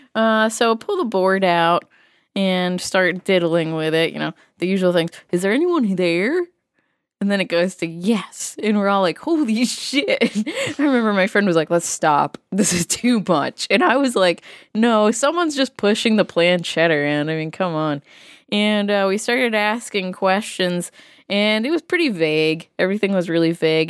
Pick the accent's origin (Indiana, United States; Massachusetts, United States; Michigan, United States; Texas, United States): Massachusetts, United States; growing up in Massachusetts